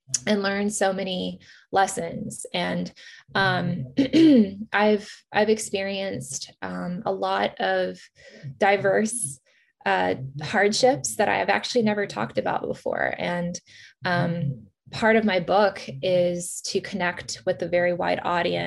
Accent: Virginia, United States; also born or lived in Kyiv, Ukraine; My family were immigrated here to the United States in Virginia as refugees in 1990.

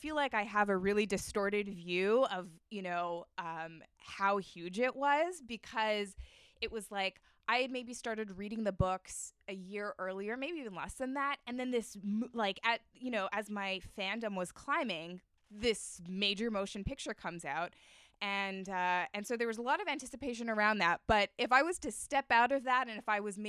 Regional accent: Winnipeg, Manitoba, Canada; one of my oldest, dearest friends, Ellen, who I grew up with in Winnipeg

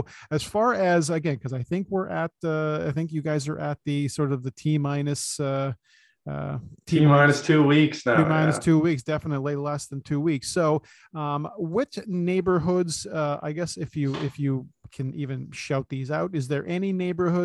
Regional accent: Toronto, Ontario, Canada; I was born and raised in East Side of Scarborough, literally on the border of North York and Scarborough.

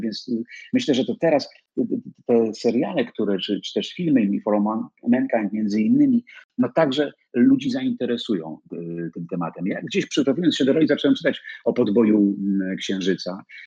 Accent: Poland; jestem z Polski, że przyjechałem z Warszawy

